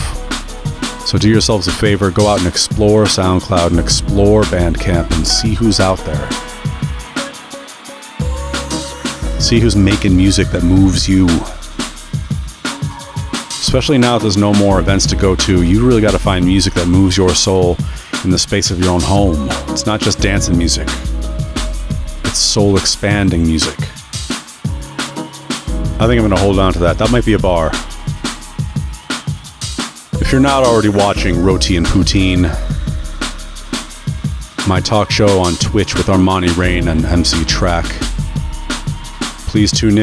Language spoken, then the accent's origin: English; United States; as an American